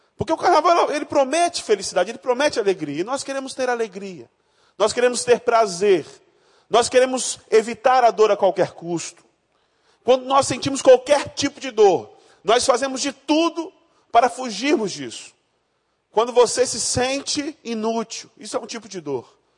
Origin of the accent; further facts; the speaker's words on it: Rondônia, Brazil; moved away; eu não nasci no Rio de Janeiro, eu nasci em Rondônia, no estado mais sensacional do nosso Brasil